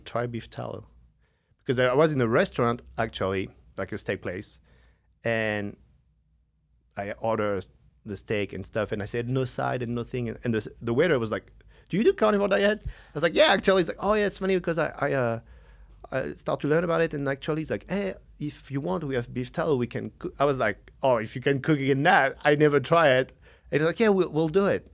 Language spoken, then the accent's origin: English; France; now in United States; from France